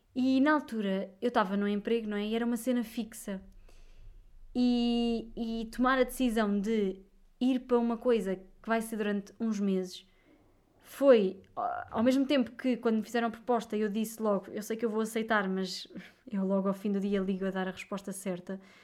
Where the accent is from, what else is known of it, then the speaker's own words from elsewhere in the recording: Viseu, Centro, Portugal; now in Lisbon, Portugal; eu sou de Viseu